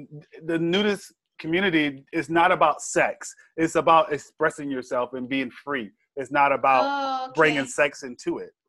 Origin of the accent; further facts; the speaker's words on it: Georgia, United States; Nude. I'm from